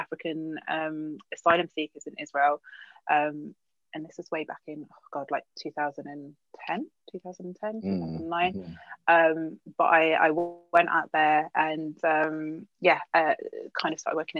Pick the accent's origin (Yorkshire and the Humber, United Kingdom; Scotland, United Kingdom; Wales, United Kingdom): Wales, United Kingdom; West; first language English; also born or lived in London; I was born in London, but moved to West Wales when I was quite young.